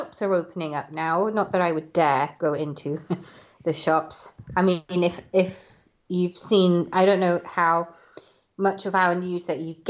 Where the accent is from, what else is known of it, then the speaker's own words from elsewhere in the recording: Welsh, Wales, United Kingdom; I'm Welsh